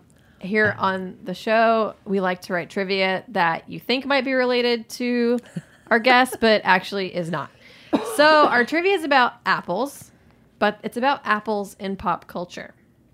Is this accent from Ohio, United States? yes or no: no; Alabama, United States; I'm from Alabama.